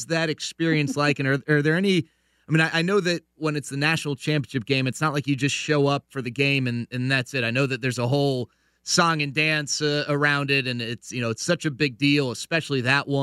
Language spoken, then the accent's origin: English; Dallas, Texas, United States; moved away as an adult; I grew up in Dallas